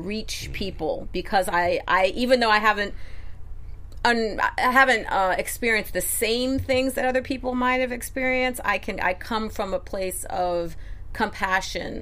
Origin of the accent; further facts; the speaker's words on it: Westport, Connecticut, United States; also born or lived in Detroit, Michigan; I grew up primarily in Westport, Connecticut.